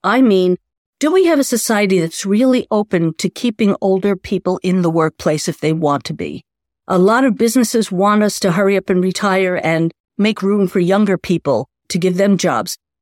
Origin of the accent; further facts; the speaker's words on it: New York City, New York, United States; I grew up in New York City